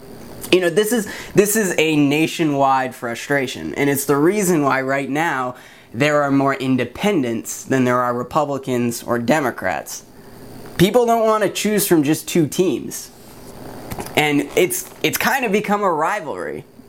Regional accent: Maine, United States; now in Los Angeles, United States; I grew up in Maine

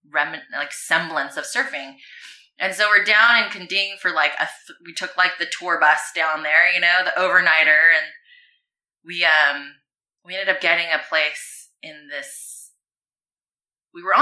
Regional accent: California, United States; "I'm from California."

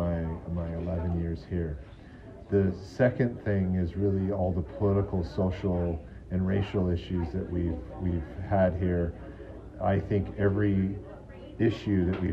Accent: California, United States; also born or lived in Hong Kong; I was born in Hong Kong. I moved to America, California when I was 8 years old

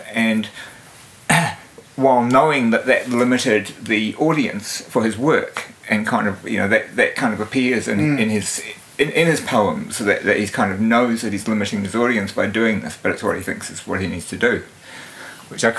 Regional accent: Invercargill, Southland, New Zealand; moved away as an adult; also born or lived in Edinburgh, Scotland / Dunedin / Wellington / Christchurch; now in Auckland, New Zealand; I was born in Edinburgh, in Scotland. I spent the first 8 years of my life in Edinburgh, and then my family immigrated here in 1966, and I moved to Invercargill, and I was brought up in Invercargill

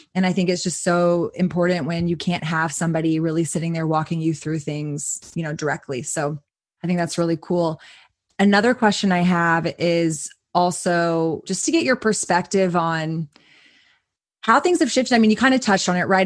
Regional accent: Austin, Texas, United States; growing up in Austin, I grew up going to um, a smoke shop called Planet K

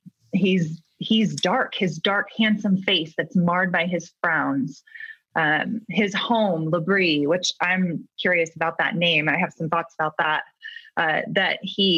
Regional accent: California, United States; I'm from California

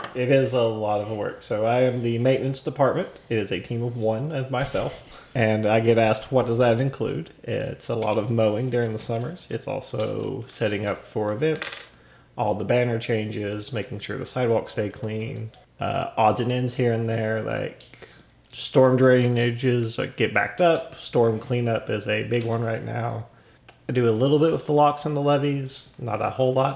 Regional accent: Johnson City, Tennessee, United States; moved away as an adult; also born or lived in Wintergreen, Virginia; now in Scottsville, United States; I grew up in Johnson City, Tennessee, which nobody knows where that is

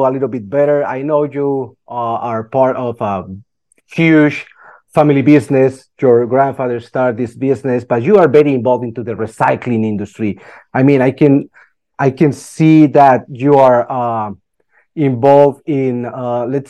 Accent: Colombia; moved away; I'm a Latin American guy, and as you can imagine, I'm from Colombia

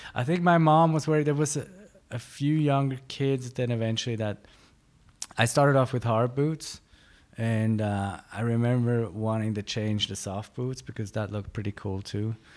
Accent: Klosters, Graubünden, Switzerland; also born or lived in Innsbruck, Austria; in Graubünden, I, I grew up, like, in a small mountain town towards Davos, Cloisters

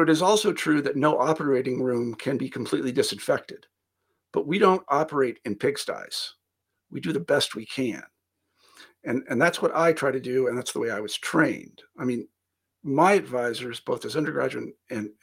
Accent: Kansas, United States; moved away; also born or lived in Iowa; I'm from Kansas originally, not exactly a hotbed of academia

